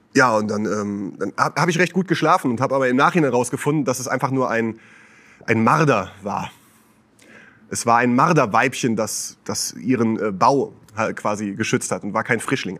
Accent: Westerwald, Rhineland-Palatinate, Germany; now in Switzerland; bei uns zu Hause im Westerwald, wo ich herkomme.

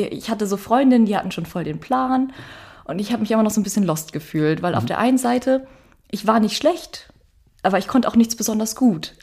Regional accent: Northern Germany, Germany; moved away as an adult; also born or lived in Iceland; now in Akureyri, Iceland; ich als Norddeutsche kenne so ein bisschen Schnee

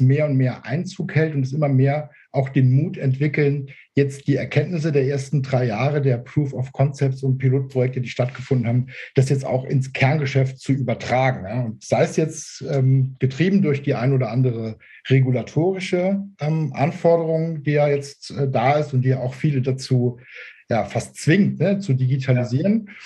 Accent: Saarbrücken, Saarland, Germany; Also ich komme aus, äh, aus Saarbrücken.

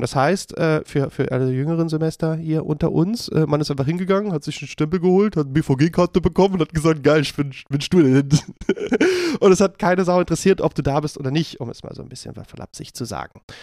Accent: Berlin, Germany; ich bin ähm, ja in Berlin aufgewachsen, geboren und äh, lebe hier immer noch

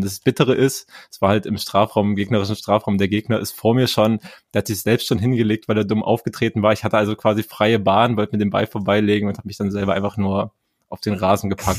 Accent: East Germany, Germany; ich bin Ostdeutscher

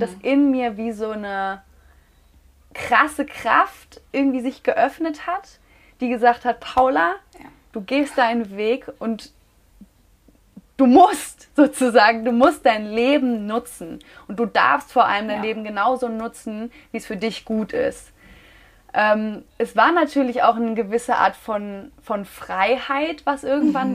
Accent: Münster, North Rhine-Westphalia, Germany; moved away as an adult; now in Mallorca, Spain; Ich komme ursprünglich aus Münster, lebe seit jetzt gut anderthalb Jahren auf Mallorca

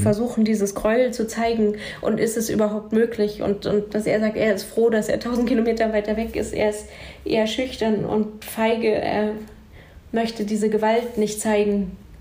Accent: Jena, Thuringia, Germany; in Jena, ich bin in Jena aufgewachsen

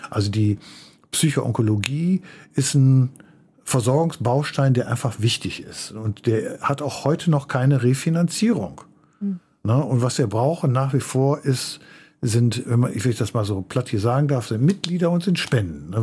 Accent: Förde, Germany; wo ich aufgewachsen bin, dieser Ort, ich nannte ihn schon Förde, das war ja das war ein Dorf

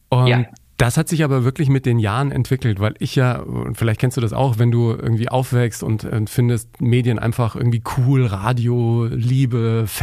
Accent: Bavaria, Germany; ich bin ja ein Kind des Bayerischen Rundfunks, ne? ich bin in Bayern groß geworden

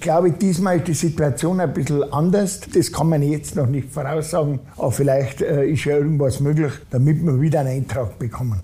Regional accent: Ammertal and Ammergau, Graswangtal, Bavaria, Germany; In meiner Heimatregion Ammertal und Ammergau äh, Graswangtal

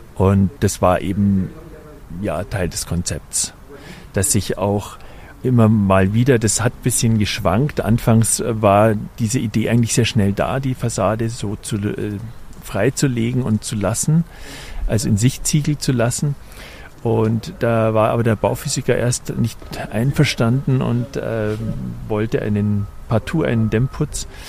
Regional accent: Munich, Bavaria, Germany; wir sind ja Münchner

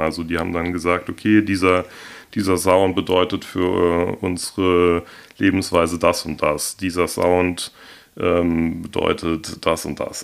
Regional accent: Hornbach, Hesse, Germany; now in Darmstadt, Germany; aufgewachsen bin ich hier im Odenwald ähm, in Hornbach

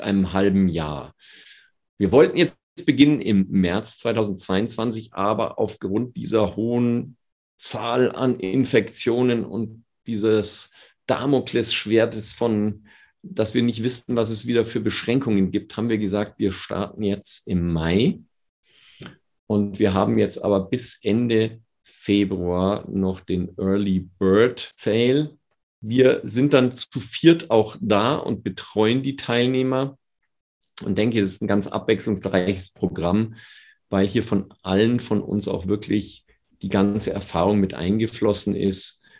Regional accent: Bavaria, Germany; als Bayer

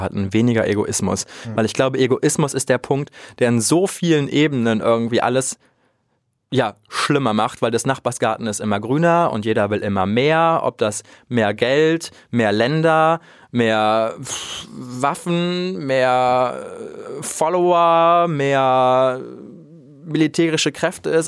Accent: Krefeld, North Rhine-Westphalia, Germany; Ich bin ja in Krefeld auch groß geworden und aufgewachsen

